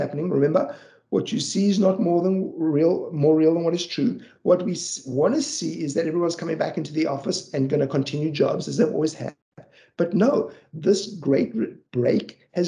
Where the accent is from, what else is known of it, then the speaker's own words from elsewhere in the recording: Johannesburg, Gauteng, South Africa; I grew up in South Africa. I grew up in a city called Johannesburg